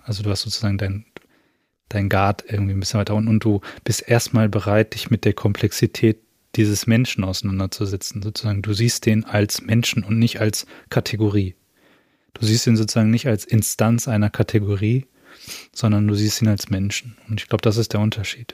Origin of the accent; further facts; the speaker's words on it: Germany; wo ich herkomme und ich sage irgendwie aus Deutschland